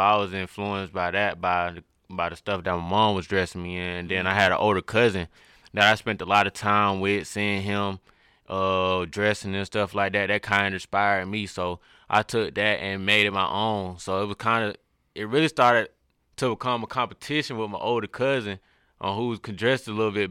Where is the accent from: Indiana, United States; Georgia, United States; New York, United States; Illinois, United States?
Georgia, United States; Atlanta; growing up in Atlanta